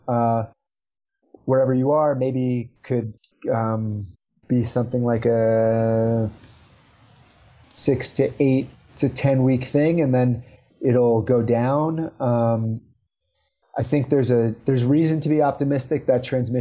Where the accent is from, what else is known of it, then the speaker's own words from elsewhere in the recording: New York City, New York, United States; now in Utah, United States; I'm from the New York City area originally.